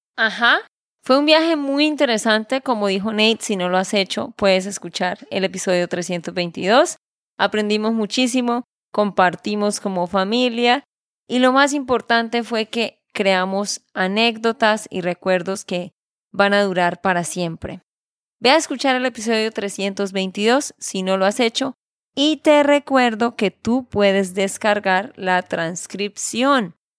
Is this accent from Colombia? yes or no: yes; Santander, Colombia; de Santander, Colombia